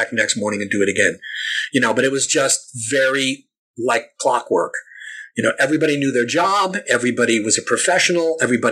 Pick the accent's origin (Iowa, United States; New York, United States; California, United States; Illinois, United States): New York, United States; I'm from New York. I'm a native New Yorker, and my family goes back in New York many, many generations